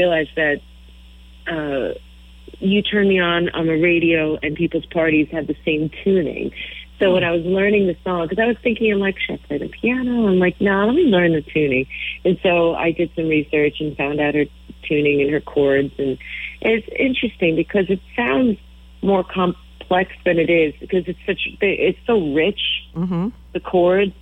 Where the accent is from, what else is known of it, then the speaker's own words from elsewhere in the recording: Long Island, New York, United States; I grew up on Long Island